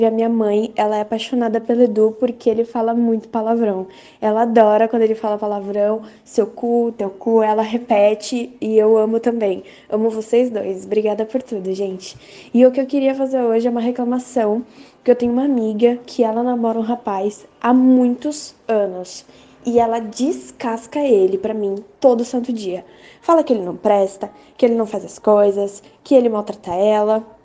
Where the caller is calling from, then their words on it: São Paulo, Brazil; sou de São Paulo